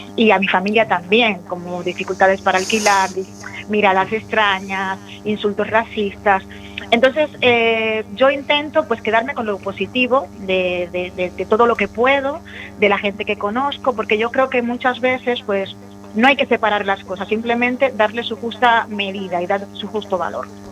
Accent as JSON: {"language": "Spanish", "country": "Dominican Republic", "moved": "as an adult", "lives_now": "A Coruña, Spain", "said": "Yo soy una persona migrante, yo soy dominicana, llevo en, en A Coruña 15 años"}